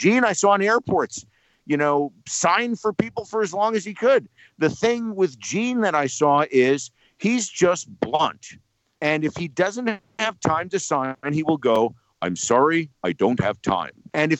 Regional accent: Englishtown, New Jersey, United States; growing up in Englishtown, New Jersey.

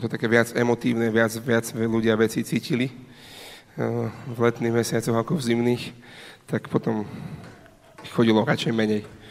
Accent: Slovakia

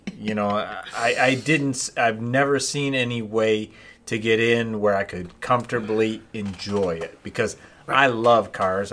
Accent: 12 Mile and Gratiot, Michigan, United States; I grew up at 12 in Gratiot

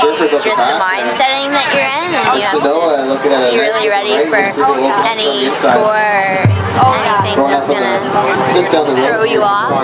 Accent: San Diego, California, United States; now in Tofino, Canada; I live here in Tofino. I was born in San Diego.

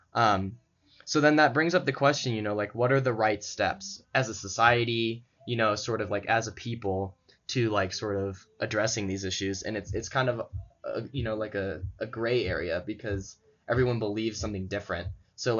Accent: St. Louis, Missouri, United States; I'm from St. Louis

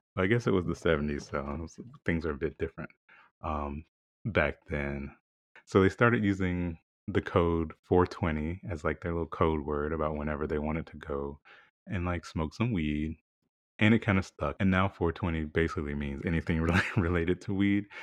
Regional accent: the South, United States; growing up in the South

